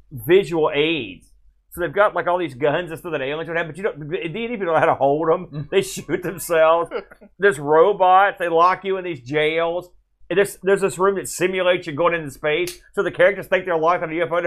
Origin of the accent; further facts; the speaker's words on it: New Jersey, United States; I mean, I'm from New Jersey, so we were up and down a lot.